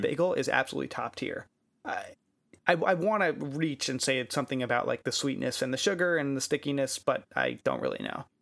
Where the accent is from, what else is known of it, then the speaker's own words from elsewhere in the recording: United States; I'm American